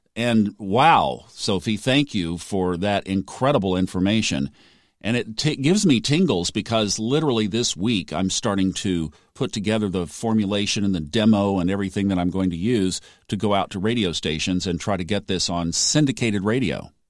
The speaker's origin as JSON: {"language": "English", "country": "United States", "said": "as an American"}